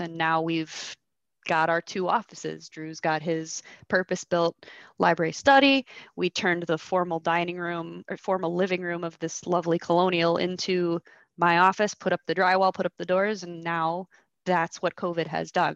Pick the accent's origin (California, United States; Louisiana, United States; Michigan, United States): Michigan, United States; I was born and raised in Michigan